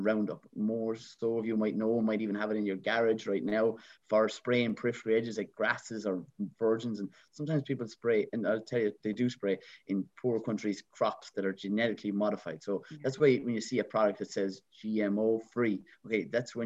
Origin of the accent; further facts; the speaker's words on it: Ireland; I'm an Irish traditional man